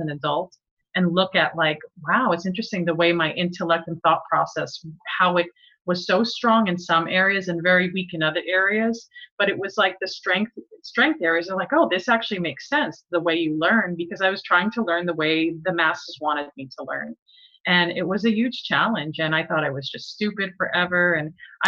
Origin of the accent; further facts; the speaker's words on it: East coast of New Jersey, United States; growing up in the East coast of New Jersey